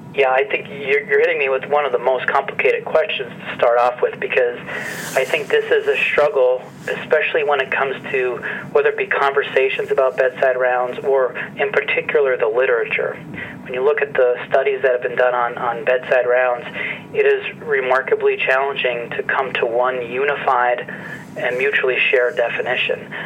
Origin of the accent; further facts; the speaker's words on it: northeastern central Pennsylvania, United States; also born or lived in Boston / Pittsburgh / Hershey; I'm originally from Pennsylvania. I grew up in a very small coal mining town in, in northeastern central Pennsylvania